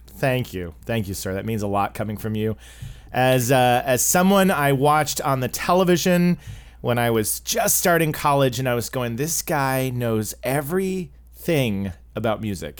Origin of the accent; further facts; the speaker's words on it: Oklahoma, United States; I grew up in Oklahoma